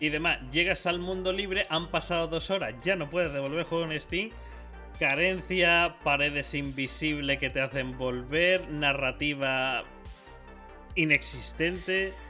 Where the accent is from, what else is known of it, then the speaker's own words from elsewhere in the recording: Spain; nosotros en España